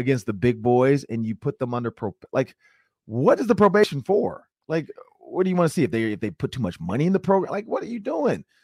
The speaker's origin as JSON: {"language": "English", "town": "Detroit", "region": "Michigan", "country": "United States", "moved": "yes", "said": "I'm from Detroit, Michigan."}